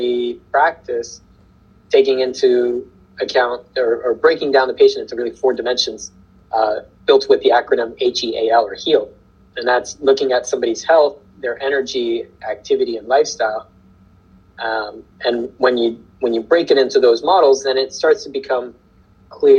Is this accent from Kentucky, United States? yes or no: yes; Kentucky, United States; I grew up in Kentucky